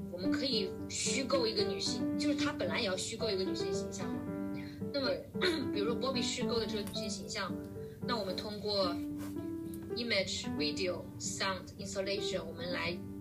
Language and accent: Chinese; Jiangxi, China; 我还不是从上海、北京来的，我是江西，你知道江西嘛，就是特别中部的一个城市，呃，一个省份